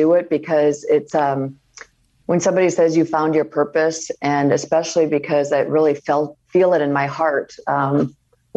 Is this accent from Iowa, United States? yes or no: yes; Iowa, United States; moved away; growing up in Iowa